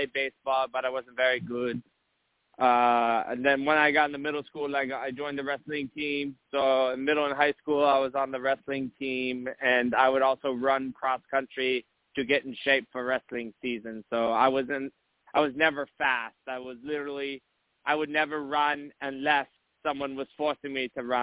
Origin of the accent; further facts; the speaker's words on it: Munich, Bavaria, Germany; also born or lived in eastern North Carolina; now in North Carolina, United States; I'm from Munich, Germany, but I've lived in eastern North Carolina for a couple of years now